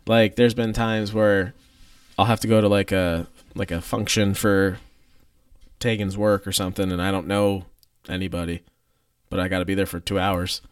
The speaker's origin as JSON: {"language": "English", "country": "United States", "tie": "born or raised there", "said": "I grew up in Columbia County."}